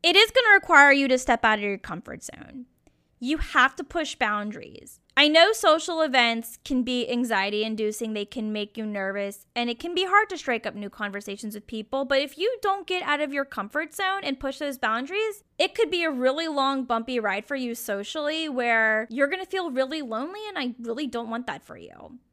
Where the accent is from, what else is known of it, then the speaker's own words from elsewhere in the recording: Richmond, Virginia, United States; moved away as an adult; also born or lived in Norfolk, Virginia / Lexington, Kentucky / San Francisco; now in Portland, United States; my hometown of Richmond, Virginia.